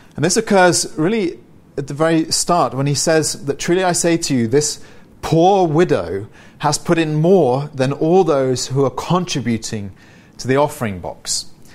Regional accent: United Kingdom; I'm British

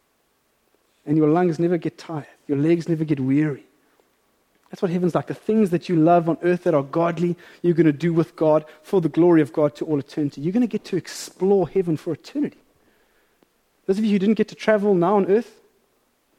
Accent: South Africa; as a South African

